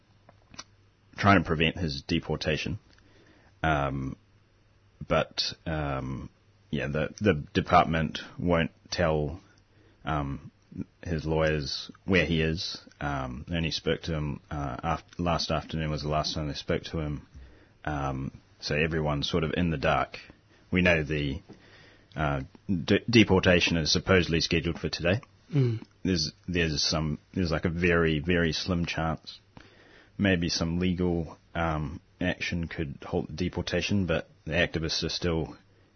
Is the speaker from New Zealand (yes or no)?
yes; New Zealand; now in Australia; I'm originally from New Zealand